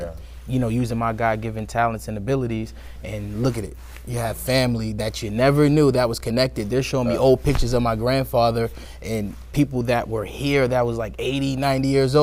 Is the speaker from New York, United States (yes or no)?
yes; New York City, New York, United States; moved away; I come from Brooklyn, New York originally